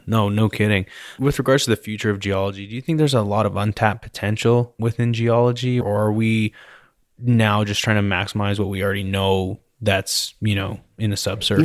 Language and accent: English; British Columbia, Canada; now in Texas, United States; I grew up in British Columbia